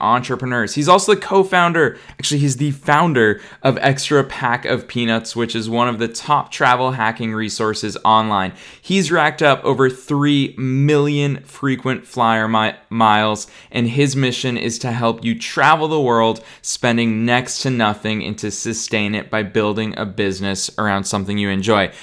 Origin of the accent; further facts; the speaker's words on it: Boston, Massachusetts, United States; moved away as an adult; now in Los Angeles, United States; I'm here in Boston, Massachusetts, which is my hometown.